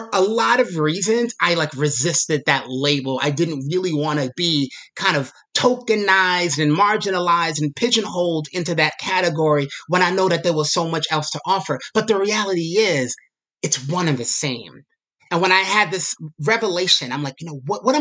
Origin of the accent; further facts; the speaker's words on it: New York City, New York, United States; a person that's growing up in Brooklyn